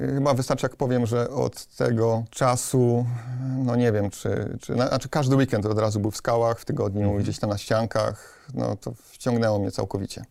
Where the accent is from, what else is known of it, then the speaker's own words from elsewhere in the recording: Silesian family, Silesian Voivodeship, Poland; pochodzę z takiej, no, powiedzmy, śląskiej, typowej rodziny. Robotnicza rodzina.